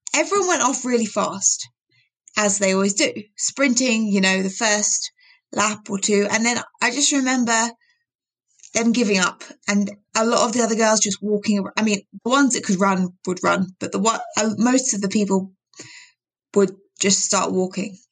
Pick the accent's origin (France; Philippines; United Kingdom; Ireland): United Kingdom; I'm British